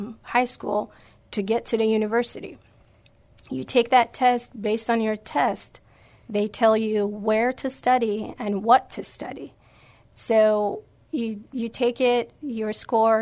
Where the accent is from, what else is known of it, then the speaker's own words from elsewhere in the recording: Iran; English is a second language; moved away as an adult; now in San Antonio, United States; I'm from Iran, and we came here to the United States in 2013.